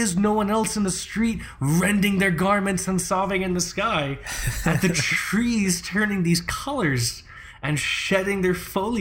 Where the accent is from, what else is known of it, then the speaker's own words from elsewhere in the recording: Florida, United States; moved away as an adult; We're both from Florida